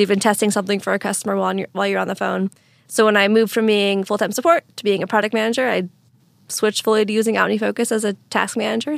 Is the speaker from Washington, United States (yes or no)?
yes; Eastern Washington, United States; also born or lived in Nova Scotia, Canada; now in Seattle, United States; I grew up in Eastern Washington